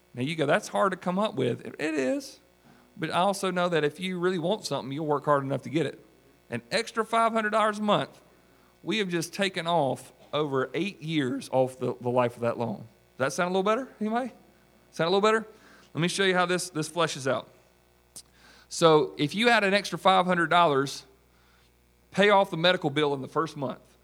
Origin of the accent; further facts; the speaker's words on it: South Carolina, United States; from South Carolina